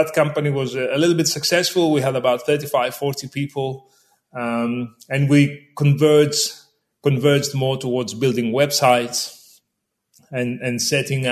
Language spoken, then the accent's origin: English; Greece; accent: Greek; I was born in Greece. I was raised in Greece, which you can tell from the accent